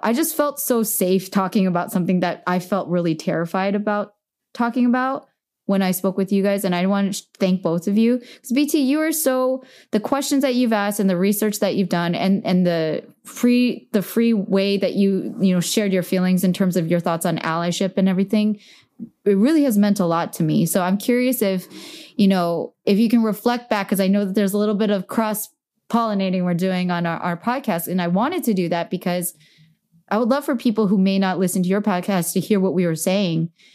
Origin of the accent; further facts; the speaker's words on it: Bay Area, California, United States; now in Los Angeles, United States; I'm from the Bay Area